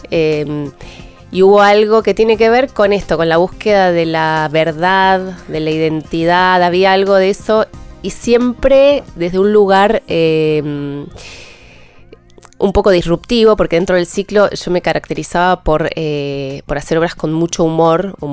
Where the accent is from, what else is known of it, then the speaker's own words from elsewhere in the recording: Río Turbio, Santa Cruz, Argentina; moved away; Soy de Río Turbio, provincia de Santa Cruz, muy lejos.